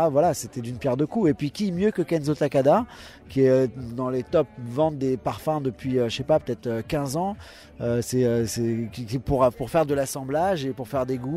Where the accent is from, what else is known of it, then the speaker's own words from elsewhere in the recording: Paris, Île-de-France, France; On est de Paris, on est tous de Paris.